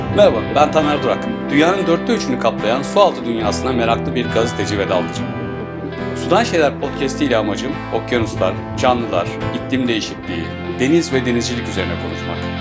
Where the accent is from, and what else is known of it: Turkey